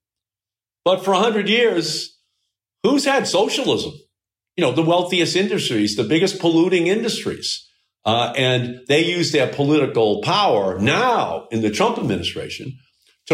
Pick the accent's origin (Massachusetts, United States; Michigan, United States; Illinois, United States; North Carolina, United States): Massachusetts, United States; Malden; I still live in Malden. I still live in the same house that I grew up